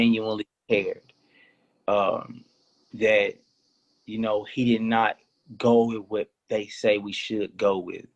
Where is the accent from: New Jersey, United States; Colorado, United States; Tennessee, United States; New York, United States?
Tennessee, United States; Memphis; I'm from the hood and I'm from Memphis, Tennessee